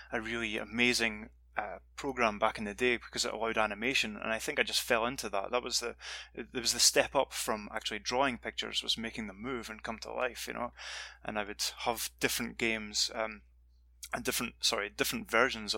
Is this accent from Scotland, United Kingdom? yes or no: yes; Dundee, Scotland, United Kingdom; moved away as an adult; back in my hometown in Scotland, Dundee